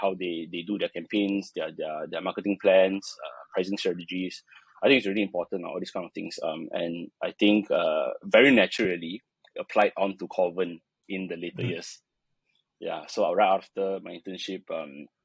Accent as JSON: {"language": "English", "country": "Malaysia", "said": "I'm a Malaysian"}